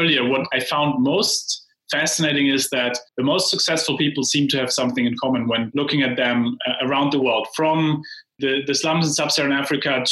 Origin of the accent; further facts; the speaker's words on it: Heidelberg, Baden-Württemberg, Germany; moved away; In Heidelberg, Germany.